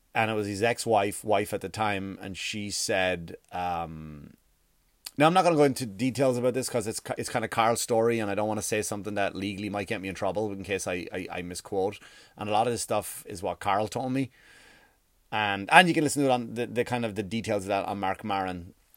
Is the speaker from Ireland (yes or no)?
yes; Ireland; now in United States; I grew up in Ireland